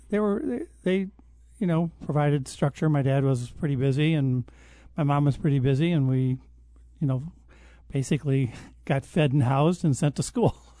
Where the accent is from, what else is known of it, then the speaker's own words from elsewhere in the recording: Detroit, Michigan, United States; moved away; Outside of Detroit in a suburb, uh, just outside of the Detroit city limit